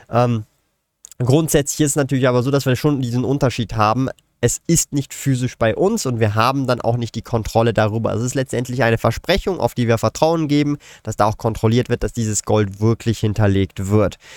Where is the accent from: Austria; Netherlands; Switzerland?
Switzerland; Ich verwende als Schweizer den Aktienbroker Swissquote.